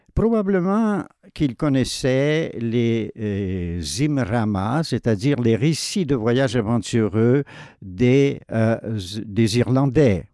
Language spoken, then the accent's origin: French; Sorel-Tracy, Quebec, Canada; je suis né à Sorel, devenu Sorel-Tracy